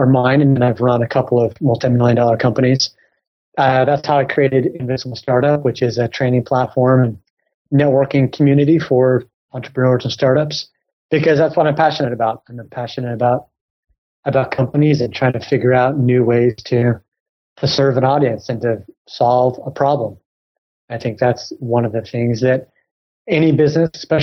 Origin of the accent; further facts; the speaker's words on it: United States; accent: American; also born or lived in Silicon Valley; I'm obviously American from my accent